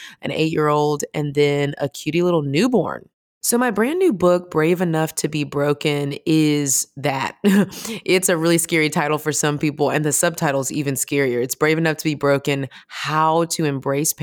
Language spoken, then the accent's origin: English; Houston, Texas, United States; I'm originally from Houston, Texas, which kind of is the most important thing about me